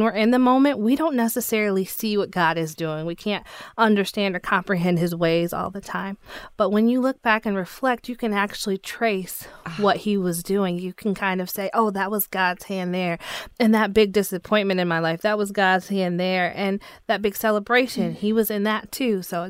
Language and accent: English; Grand Rapids, Michigan, United States; No, I'm from Grand Rapids, Michigan. I was born and raised here. I had a single mom, played volleyball, basketball, cheerleader, did dance all of my life.